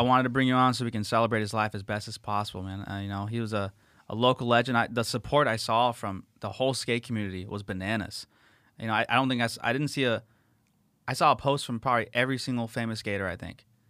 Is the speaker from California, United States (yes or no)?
yes; La Habra, California, United States; when I was a kid growing up in La Habra, California